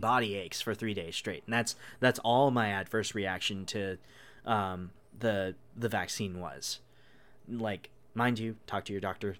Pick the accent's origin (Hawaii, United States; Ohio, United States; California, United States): Hawaii, United States; I'm from Hawaii, which is, like, the giant cultural melting pot